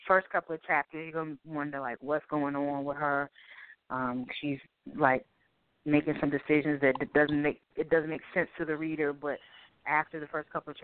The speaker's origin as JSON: {"language": "English", "town": "Boston", "region": "Massachusetts", "country": "United States", "tie": "born or raised there", "moved": "yes", "lives_now": "Durham, United States", "said": "I'm originally from Boston, Massachusetts, but I'm currently residing in Durham, North Carolina."}